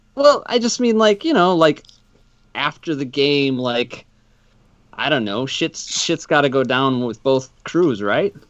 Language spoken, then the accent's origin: English; Madison, Wisconsin, United States; moved away; I'm from Madison originally